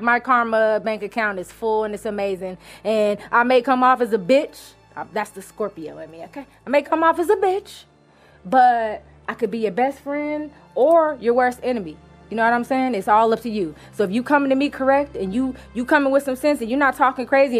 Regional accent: Inglewood, California, United States; I'm from Inglewood.

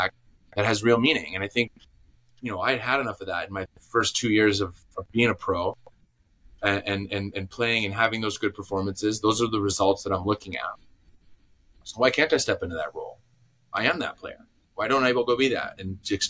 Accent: Green Bay, Wisconsin, United States; moved away as an adult; also born or lived in Chicago / Watford; I grew up in Green Bay, Wisconsin

